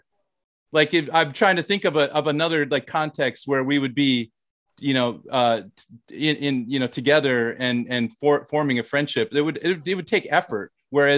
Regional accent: the Midwest, Minnesota, United States; moved away as an adult; also born or lived in Thailand; now in South Korea; I'm from the Midwest.

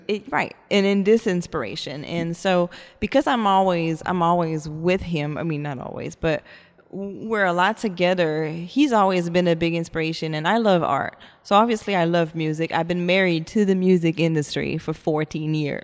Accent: Montreal, Quebec, Canada; now in Texas, United States; I am French Canadian. I'm from Montreal

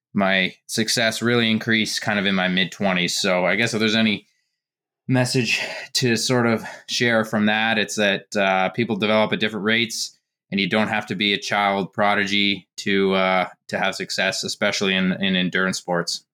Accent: Canada; growing up in Canada, I played hockey in the summers

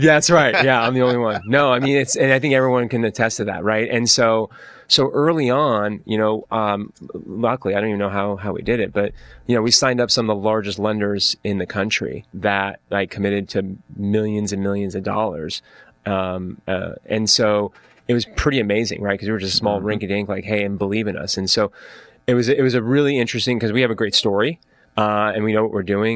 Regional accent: Orange County, California, United States; also born or lived in Atlanta, Georgia / Dana Point / Irvine; So I grew up in Orange County, right? I, I basically I was born in Atlanta. I came out here when I was one

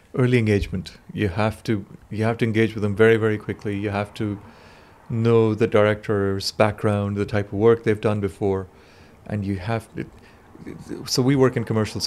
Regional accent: Pakistan; moved away; I come from Pakistan

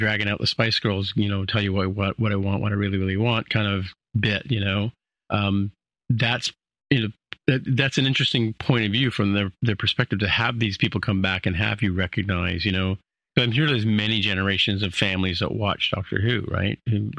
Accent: United Kingdom; now in Canada; I'm not really British anymore. I'm now Canadian, right?

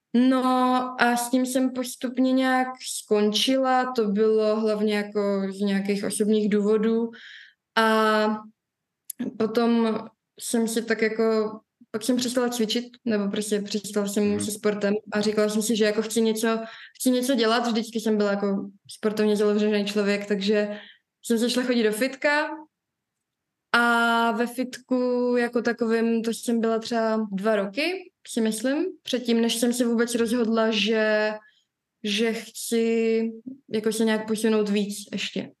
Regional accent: Prague, Czechia; jsem rozená Pražečka

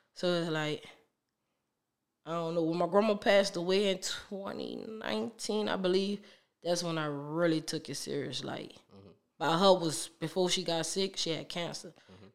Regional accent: New Orleans, Louisiana, United States; I'm from New Orleans

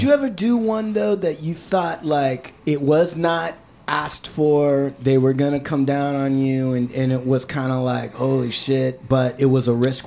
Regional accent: Washington, United States; moved away; also born or lived in Berkeley, California; I'm from Washington

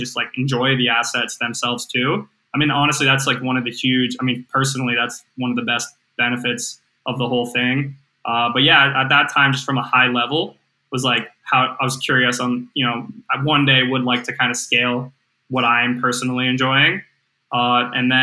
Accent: Chapel Hill, North Carolina, United States; I'm from Chapel Hill, North Carolina.

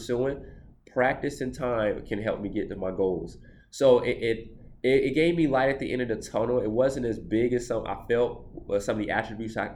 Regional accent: Atlanta, Georgia, United States; I'm from Atlanta

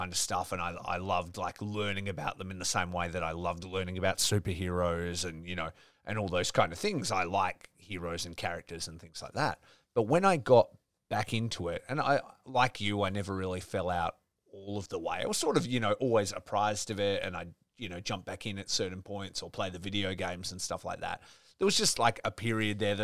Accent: Geraldton, Western Australia, Australia; I grew up in Geraldton, which is 4 hours sort of, you know, north of here.

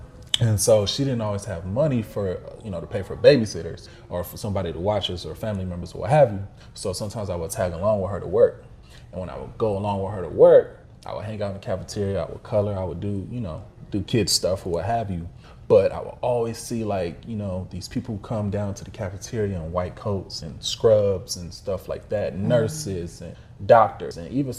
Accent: Midwest, United States; And growing up in the Midwest, where, you know, blacks are not the majority like it is in some places in the South

